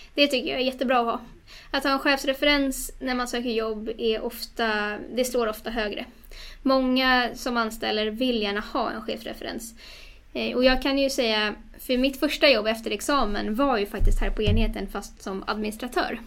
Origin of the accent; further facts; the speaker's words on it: Stockholm, Stockholm County, Sweden; moved away; Jag är ju från Stockholm ursprungligen men eh, har rotat mig mer och mer i Stockholm igen efter några år därifrån.